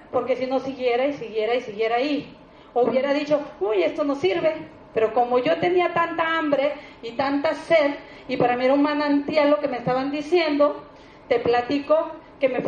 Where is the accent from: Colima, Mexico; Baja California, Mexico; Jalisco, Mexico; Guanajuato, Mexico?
Baja California, Mexico; Tijuana; Yo, pobre, no vuelvo a Tijuana porque yo salí de Tijuana emocionada y eso sí, me ha gustado ser de palabra y le dije a mi familia, véanme bien porque voy a volver rica.